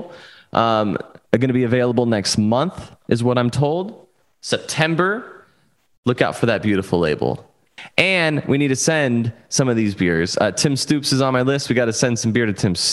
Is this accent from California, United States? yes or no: yes; San Diego, California, United States; I did a broadcast for my hometown club